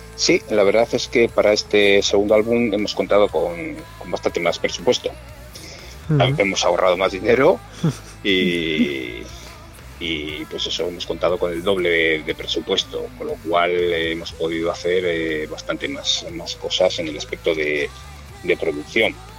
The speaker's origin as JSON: {"language": "Spanish", "town": "Mungia", "region": "Basque Country", "country": "Spain", "said": "somos todos del mismo pueblo somos los cuatro de Monguía"}